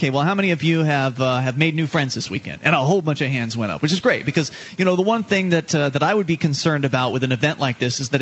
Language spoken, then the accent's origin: English; the South, United States; now in New Hampshire, United States; I come from the South. I was born and raised down there